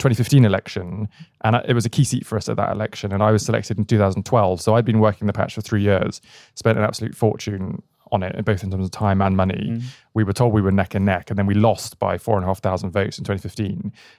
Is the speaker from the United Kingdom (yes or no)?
yes; Bristol, South West England, United Kingdom; Not in the slightest. And this is probably part of the Bristol story.